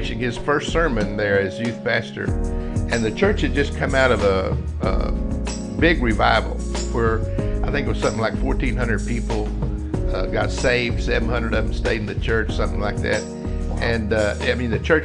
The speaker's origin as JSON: {"language": "English", "town": "Lubbock", "region": "Texas", "country": "United States", "tie": "born or raised there", "also_born_or_lived": "Puerto Rico", "said": "I was raised in Lubbock, Texas, out on the plains."}